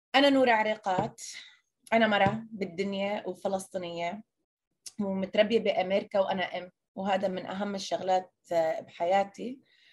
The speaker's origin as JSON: {"language": "Arabic", "country": "United States", "tie": "born or raised there", "first_language": "Arabic", "said": "فلسطينية مواليد أمريكا عايشة بالشتات لغتي الثانية كانت إنجليزي"}